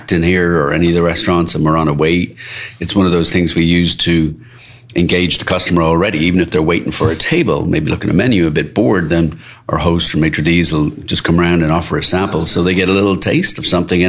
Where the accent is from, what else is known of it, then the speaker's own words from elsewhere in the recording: Dublin, Leinster, Ireland; moved away as an adult; now in Maryland, United States; I'm from Dublin